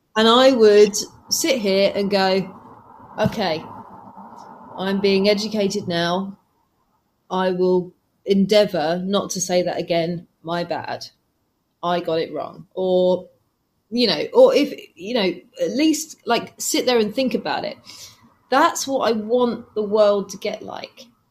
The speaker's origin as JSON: {"language": "English", "region": "England", "country": "United Kingdom", "said": "I'm from England"}